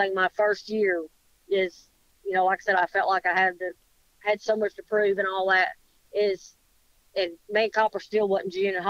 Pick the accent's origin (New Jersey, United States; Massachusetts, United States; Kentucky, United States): Kentucky, United States; also born or lived in Ohio; now in Alabama, United States; I was born in Ohio and raised in Kentucky